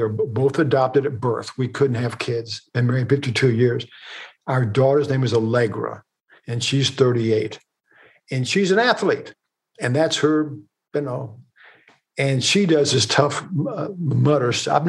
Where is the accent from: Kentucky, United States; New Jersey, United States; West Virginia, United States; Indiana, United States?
Kentucky, United States; We're from Kentucky